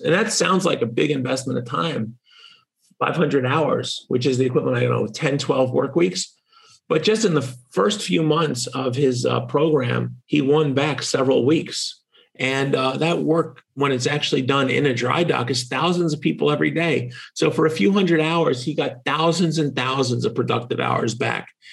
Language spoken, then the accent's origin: English; Massachusetts, United States; In my home state of Massachusetts